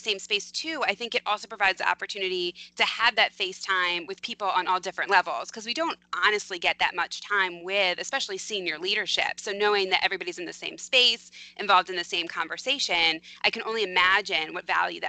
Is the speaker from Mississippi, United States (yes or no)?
no; Philadelphia, Pennsylvania, United States; I'm from Philadelphia